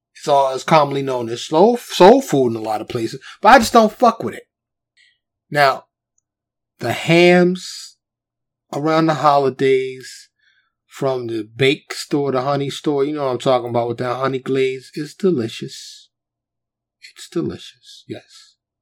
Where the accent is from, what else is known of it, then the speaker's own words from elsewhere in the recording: New York City, New York, United States; now in Dallas, United States; I grew up in New York City, born and raised native New Yorker. Of course, I live in Texas now in the Dallas area